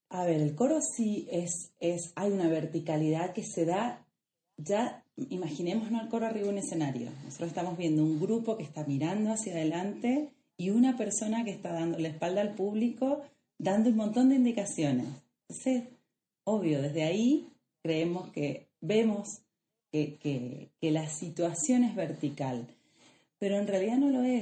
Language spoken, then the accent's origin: Spanish; Mendoza, Argentina; que vivo, crecí, nací y crecí acá en Mendoza y actualmente vivo y me desempeño acá en Mendoza.